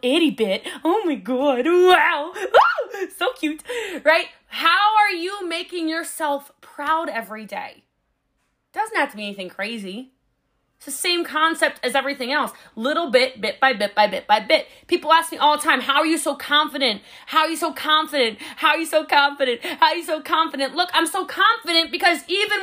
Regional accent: Texas, United States; I'm a Texan

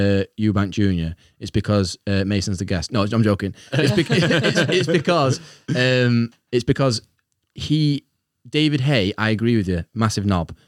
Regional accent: Ireland; I'm obviously Irish

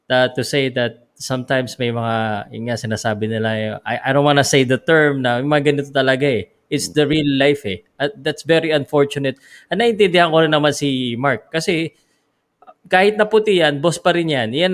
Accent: Philippines; Because as a Filipino

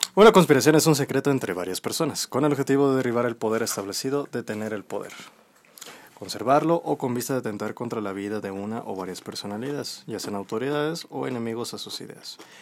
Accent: Mexico; somos nosotros los mexicanos

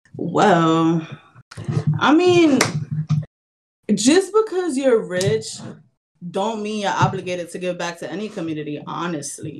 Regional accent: New York, United States; I grew up in New York, and this I moved to New York in 1996

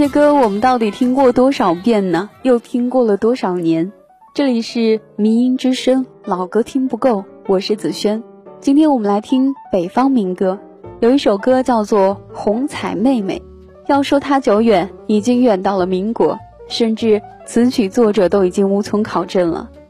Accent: the South, southern China, China; 我在南方出生，但是又一直向往北方

